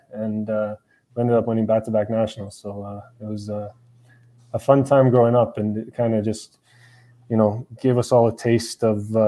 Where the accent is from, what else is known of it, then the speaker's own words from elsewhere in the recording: Ajax, Ontario, Canada; moved away; also born or lived in Scotland; I grew up in Ajax, Ontario